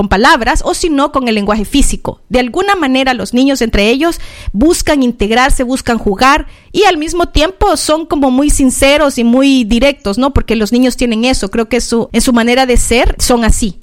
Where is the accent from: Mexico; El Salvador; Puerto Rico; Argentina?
El Salvador; San Salvador; now in Australia; yo nací en en la ciudad de San Salvador, en El Salvador, en Centroamérica